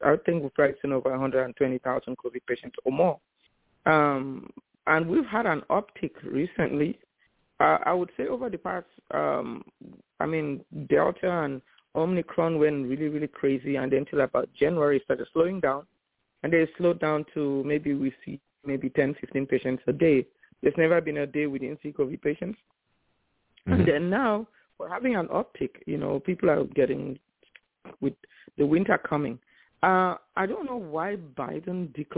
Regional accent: Cameroon; moved away; also born or lived in Nigeria; And I grew up in Africa and West Africa. I went to medical school in Nigeria. I'm from Cameroon originally.

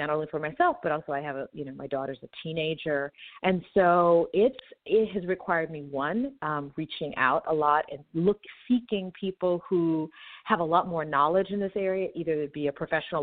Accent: Texas, United States; me being Black American from Texas with these sort of civil rights activist parents

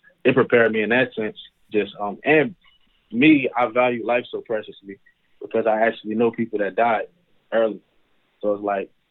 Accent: Chester, Pennsylvania, United States; Growing up in Chester, Pennsylvania, it was kind of tough

